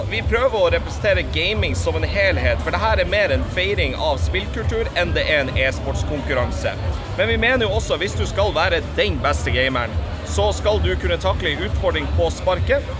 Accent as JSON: {"language": "Norwegian", "town": "Tromsø", "region": "Troms", "country": "Norway"}